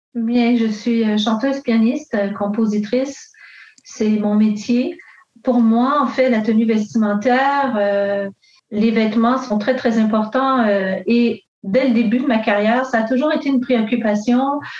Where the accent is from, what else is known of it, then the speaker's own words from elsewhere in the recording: Montreal, Quebec, Canada; je suis née ici à Montréal euh, d'une mère québécoise et euh, mon père est italien